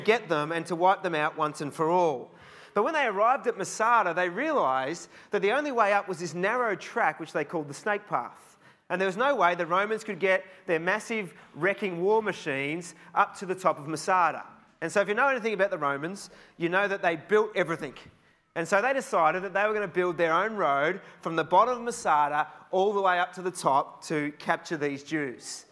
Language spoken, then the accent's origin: English; Australia; I'm from Australia